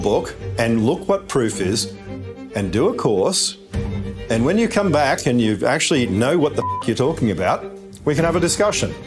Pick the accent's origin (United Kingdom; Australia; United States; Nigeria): Australia; I'm Australian